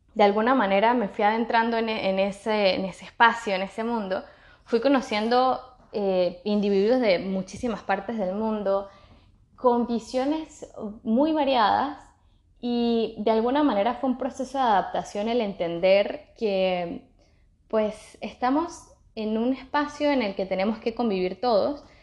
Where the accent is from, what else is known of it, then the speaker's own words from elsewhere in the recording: Venezuela; moved away as an adult; also born or lived in England; yo salí de Venezuela luego de mi grado y fui a una experiencia como voluntaria en Inglaterra